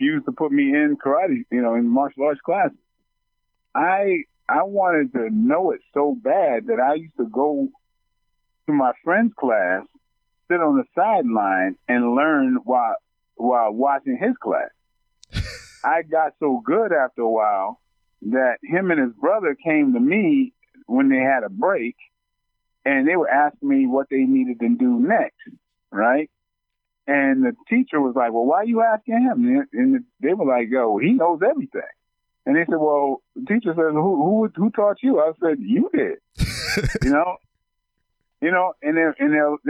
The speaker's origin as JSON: {"language": "English", "country": "United States", "tie": "born or raised there", "also_born_or_lived": "Brooklyn, New York / Bridgeport, Connecticut", "said": "I was growing up in Brooklyn and Bridgeport, Connecticut"}